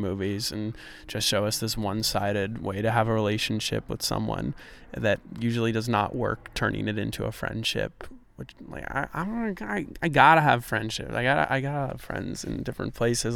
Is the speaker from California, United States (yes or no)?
no; New York, United States; also born or lived in Grinnell, Iowa; now in Iowa, United States; I'm from New York